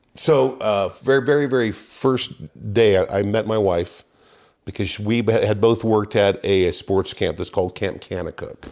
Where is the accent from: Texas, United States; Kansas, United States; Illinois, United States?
Kansas, United States; Wichita; moved away as an adult; I started off in Wichita, Kansas. Grew up in a, uh, very church-going family